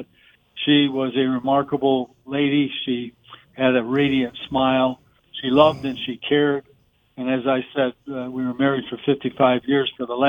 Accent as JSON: {"language": "English", "town": "Waterloo", "region": "New York", "country": "United States", "tie": "born or raised there", "moved": "yes", "said": "It says Waterloo, New York, the home of Memorial Day, and then down below it mentions that's also my hometown."}